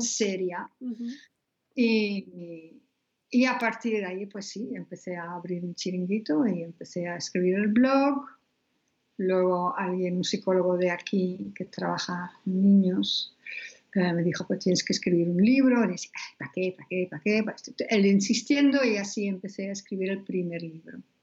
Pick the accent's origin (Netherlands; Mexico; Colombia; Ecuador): Netherlands; now in Spain; soy holandesa.